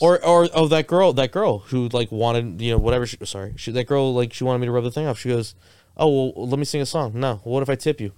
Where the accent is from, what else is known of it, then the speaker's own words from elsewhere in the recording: Boca Raton, Florida, United States; moved away as an adult; also born or lived in Miami; I grew up in Boca Raton.